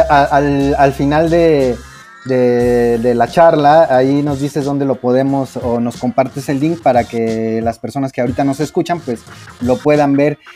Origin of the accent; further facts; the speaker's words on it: Mexico; como mexicanos